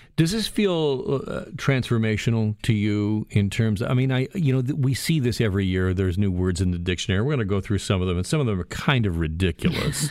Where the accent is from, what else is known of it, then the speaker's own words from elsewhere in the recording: Burlington, Ontario, Canada; from my hometown, the city of Burlington